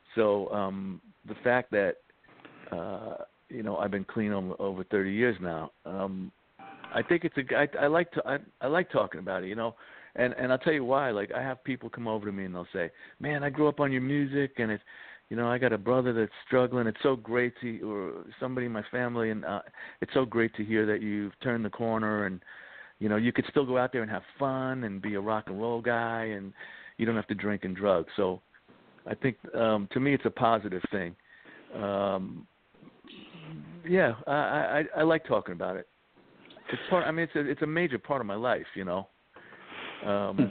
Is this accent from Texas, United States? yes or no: no; New York City, New York, United States; I grew up in the Bronx, so I grew up right by Yankee Stadium